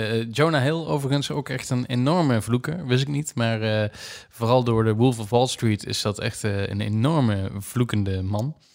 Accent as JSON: {"language": "Dutch", "country": "Netherlands", "said": "als Nederlanders"}